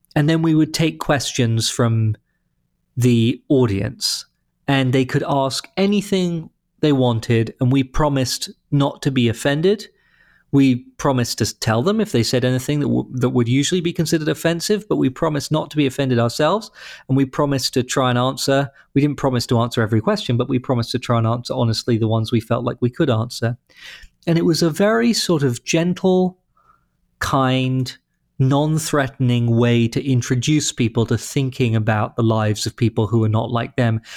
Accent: London, United Kingdom; moved away as an adult; also born or lived in Boston; now in St. Louis, United States; London, which is where I grew up

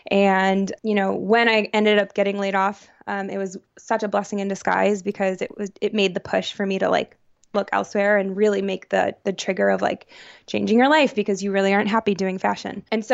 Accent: New York, United States; now in New Haven, United States; I grew up outside of Syracuse, New York, so I have a lot of central New York pride. But I currently reside right outside of New Haven, Connecticut.

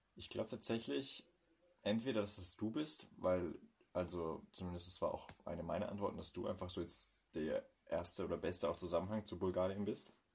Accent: Bavaria, Germany; uns in Bayern

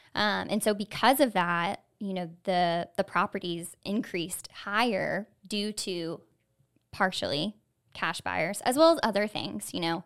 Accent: Florida, United States; I myself am a native Floridian

